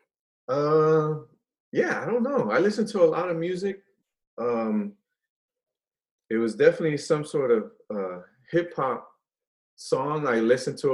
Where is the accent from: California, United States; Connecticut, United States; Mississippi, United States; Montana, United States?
California, United States; San Francisco; also born or lived in Guadalajara, Mexico; I was born in Guadalajara, and we immigrated to San Francisco when I was four